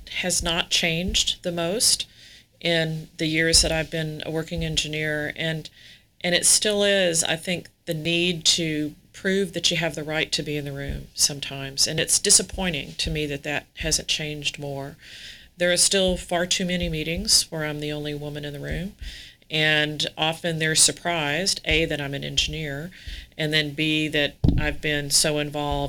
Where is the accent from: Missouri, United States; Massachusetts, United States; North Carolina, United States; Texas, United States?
Texas, United States; Houston; I grew up here in Houston